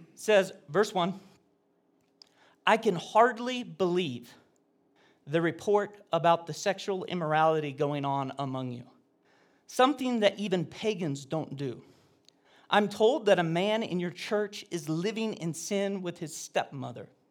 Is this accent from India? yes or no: no; Oregon, United States; I was a homeschooler from Oregon.